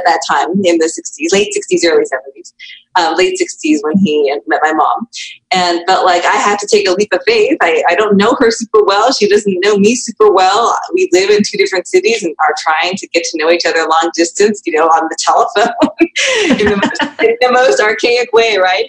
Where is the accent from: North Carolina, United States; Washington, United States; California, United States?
Washington, United States; Spokane; born there; So I was born in Washington State, actually, on the eastern side of Washington in a little town called Spokane.